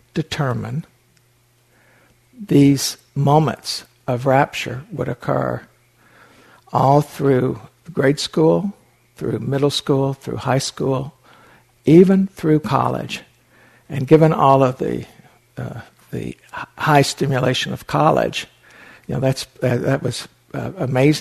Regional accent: Appalachian Mountains, United States; When I was 9 years old, I lived in the Appalachian Mountains. I was born in the Appalachian Mountains

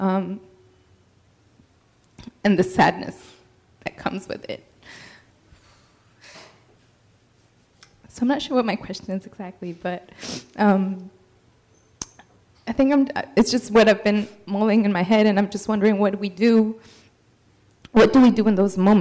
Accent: Mexico; moved away; I'm from Mexico. I was born in Mexico, but she was my living root still in Mexico.

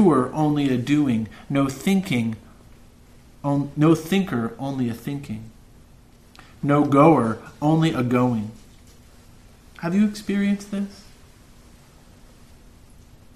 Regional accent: Santa Cruz, California, United States; I've lived in this town for 44 years. I'm 44 years old. And even though I've traveled the world, I'm from Santa Cruz

